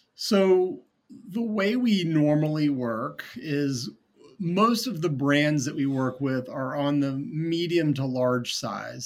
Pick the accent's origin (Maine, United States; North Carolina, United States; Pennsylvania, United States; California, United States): North Carolina, United States; moved away as an adult; also born or lived in New Orleans, Louisiana / Jackson Hole, Wyoming / Atlanta, Georgia; I grew up in North Carolina, even though I had Boston roots